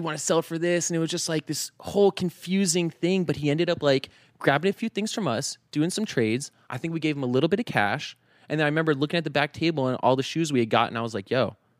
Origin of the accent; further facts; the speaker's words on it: Northern Virginia, United States; also born or lived in Richmond, Virginia; I, I grew up in Virginia, n, uh, Northern Virginia.